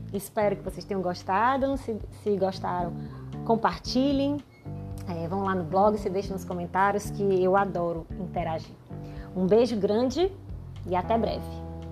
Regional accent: Ceará, Brazil; accent: cearense; sou cearense, pelo sotaque você vai reconhecer

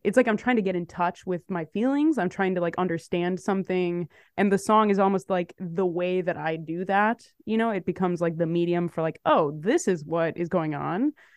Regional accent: Chicago, Illinois, United States; moved away as an adult; now in New York, United States; I'm from Chicago. I moved to New York in twenty sixteen. I've been in New York since then

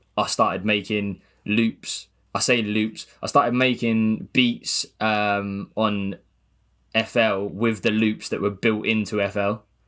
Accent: Gosport, South East England, United Kingdom; I'm from Gosport

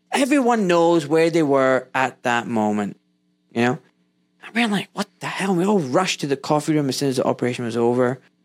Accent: Scotland, United Kingdom; moved away as an adult; now in England; I was born in Scotland. I now live in England, but when I was in Scotland doing med school

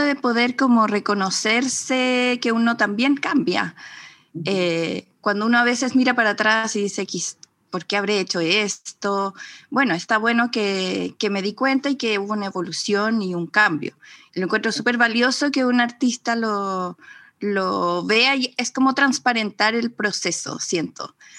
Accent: Mexico; now in Chile; yo crecí en México y ah. luego eh, me vine a Chile

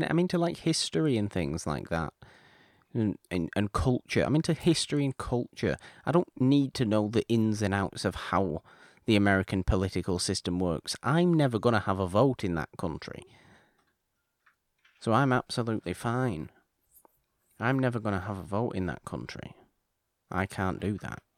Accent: Canada; I'm Canadian.

